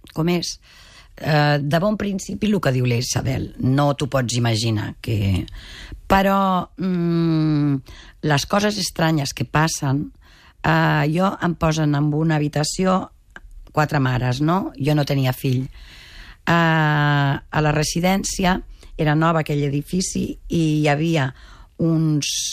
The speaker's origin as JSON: {"language": "Catalan", "town": "Mataró", "region": "Catalonia", "country": "Spain", "said": "sóc de Mataró"}